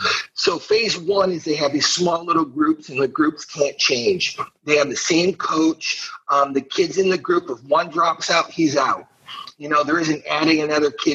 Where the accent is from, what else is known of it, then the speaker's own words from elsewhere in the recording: Toledo, Ohio, United States; moved away; also born or lived in Bettendorf, Iowa / Syracuse; I grew up on what's called the East Side. So the Maumee River, which goes through Toledo, it divides the city